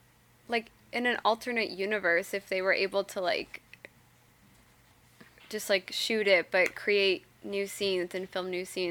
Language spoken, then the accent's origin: English; Washington, United States; I'm also from Washington State, so when I had the time, I went to Forks a handful of times.